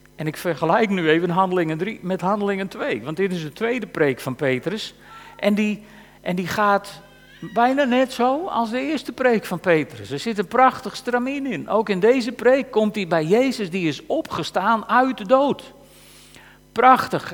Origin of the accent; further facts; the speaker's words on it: Frisians, Friesland, Netherlands; wij als Friesen